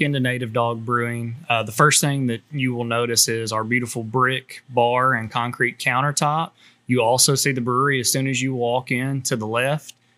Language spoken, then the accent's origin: English; Camden, United States; I'm originally from Camden